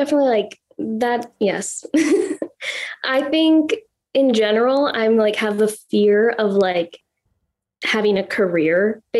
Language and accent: English; Minnesota, United States; we're from Minnesota, or I'm from mm-hmm. Minnesota.